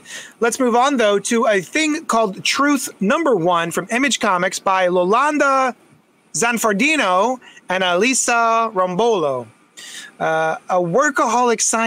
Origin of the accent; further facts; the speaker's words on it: United States; I'm American